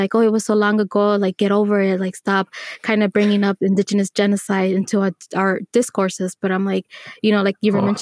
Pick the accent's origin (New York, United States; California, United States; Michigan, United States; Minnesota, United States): California, United States; Los Angeles; I was born in Los Angeles